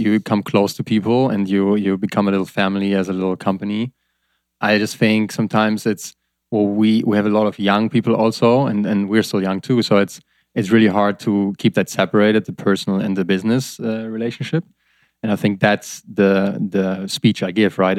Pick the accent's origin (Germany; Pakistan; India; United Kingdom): Germany; I'm from Germany